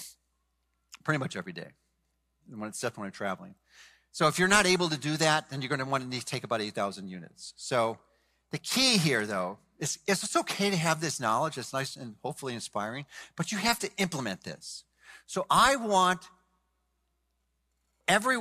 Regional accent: Chicago, Illinois, United States; now in Florida, United States; I'm from Chicago, although I live in Florida now.

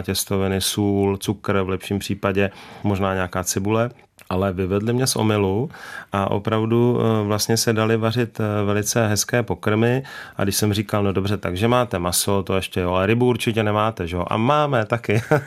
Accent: Bohemia, Czechia; u nás v Čechách

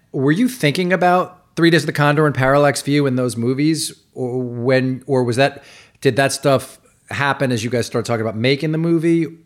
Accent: New York, United States; I grew up in New York in the late 70s and 80s.

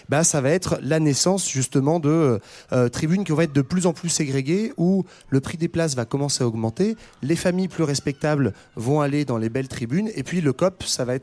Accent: Netherlands; accent: Dutch; French is a second language; j'ai l'accent hollandais

